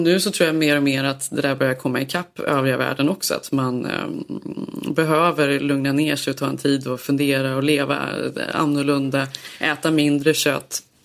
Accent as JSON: {"language": "Swedish", "country": "Sweden", "moved": "yes", "lives_now": "Los Angeles, United States", "said": "man söker sig till andra svenskar här"}